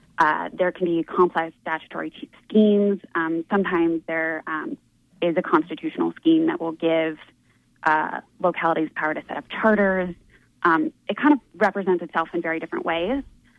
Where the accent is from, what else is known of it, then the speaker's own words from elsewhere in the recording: North Carolina, United States; So I'm actually from North Carolina. I will uh-huh. caveat this. I grew up there.